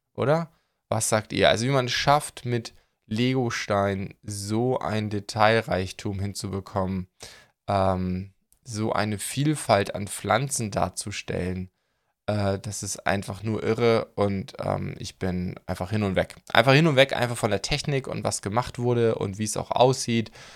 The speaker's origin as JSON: {"language": "German", "area": "near Laboe", "region": "Schleswig-Holstein", "country": "Germany", "moved": "yes", "said": "ziemlich in der Nähe, da wo meine Eltern wohnen, ähm, wo ich herkomme, das Laboeur Ehrenmal"}